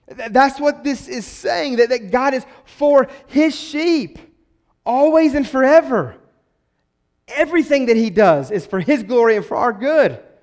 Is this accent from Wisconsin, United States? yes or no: no; West Virginia, United States; growing up in West Virginia